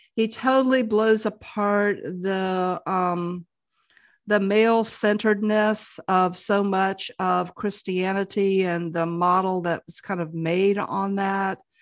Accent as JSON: {"language": "English", "region": "the South", "country": "United States", "tie": "born or raised there", "said": "growing up in the South"}